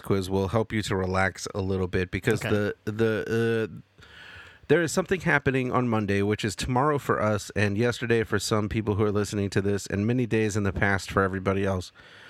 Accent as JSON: {"language": "English", "country": "United States", "said": "as an American"}